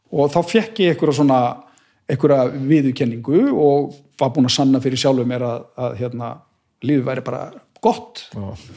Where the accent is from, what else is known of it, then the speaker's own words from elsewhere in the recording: Garðabær, Capital Region, Iceland; moved away; also born or lived in Akranes / Bolungarvík; ég líti á mig sem garðbæðinga því að þú veist, ég ólst upp í garðabænum